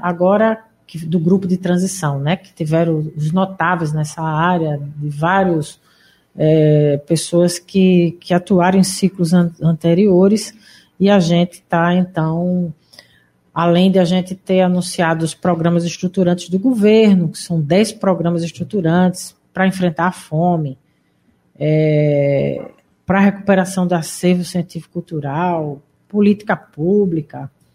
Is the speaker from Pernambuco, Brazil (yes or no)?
yes; Pernambuco, Brazil; moved away; estou aqui na minha terra.